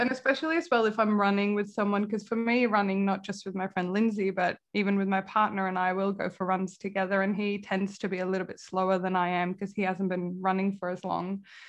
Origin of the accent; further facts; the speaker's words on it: Kalmar, Kalmar County, Sweden; moved away as an adult; also born or lived in Manchester, United Kingdom / Leeds, United Kingdom / San Francisco, United States; now in Melbourne, Australia; my hometown, Kalmar in Sweden